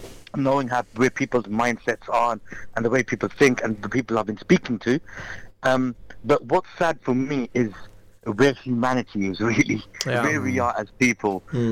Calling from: Luton, East of England, United Kingdom; I'm calling from Luton.

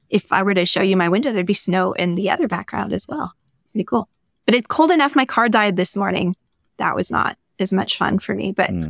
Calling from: Denver, Colorado, United States; I'm calling in from Denver, Colorado, and it's really cold here right now.

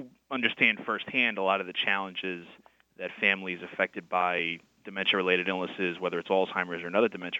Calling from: Manhattan, New York, United States; I am calling from Manhattan.

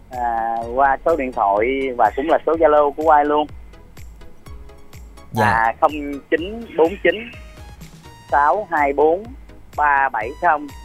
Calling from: Long An, Vietnam; ở Long

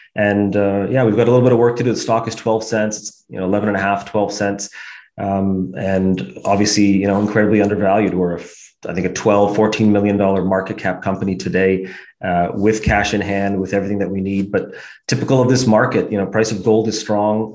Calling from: Toronto, Ontario, Canada; we're, we're calling from Toronto

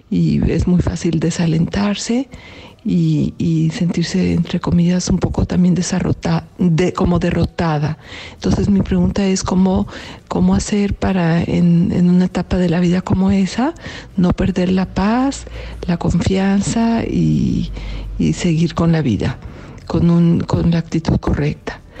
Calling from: Mexico; Hola Julio … de México.

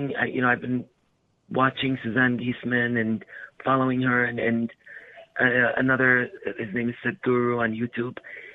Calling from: Michigan, United States; I'm calling from Michigan.

